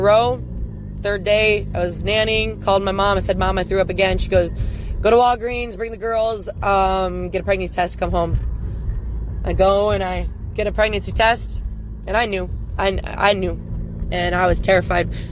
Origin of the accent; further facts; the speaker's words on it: Wisconsin, United States; I'm from Wisconsin